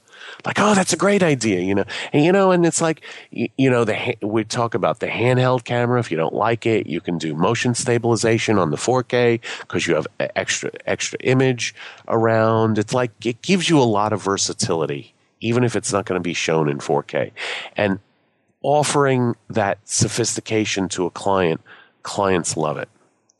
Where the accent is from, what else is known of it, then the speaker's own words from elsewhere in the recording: Boston, Massachusetts, United States; I came from Boston as a photojournalist.